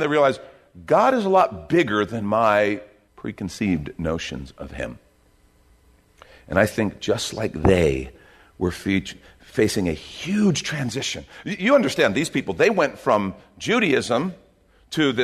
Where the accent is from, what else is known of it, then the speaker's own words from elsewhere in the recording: United States; as an American